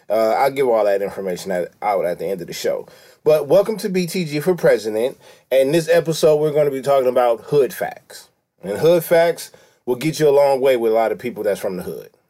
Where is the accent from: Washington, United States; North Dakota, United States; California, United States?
California, United States; I'm from California. This is Los Angeles.